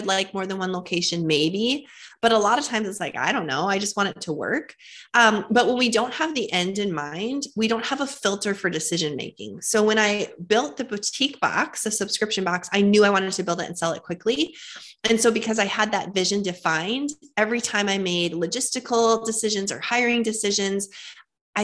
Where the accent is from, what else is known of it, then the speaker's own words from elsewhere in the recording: Fargo, North Dakota, United States; moved away as an adult; now in Tennessee, United States; I was born and raised in Fargo, North Dakota